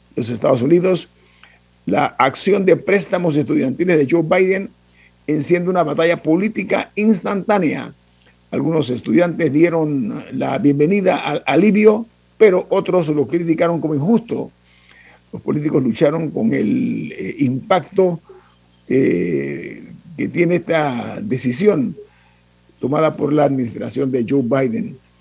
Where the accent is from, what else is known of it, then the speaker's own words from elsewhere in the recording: Panama; las playas de Panamá, ese es un regalo eh, eh, divino que tenemos nosotros